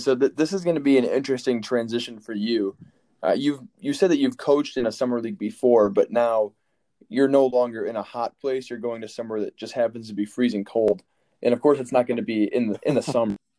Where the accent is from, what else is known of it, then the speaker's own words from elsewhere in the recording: Michigan, United States; moved away; I'm from Michigan. I don't I don't get to come back to my state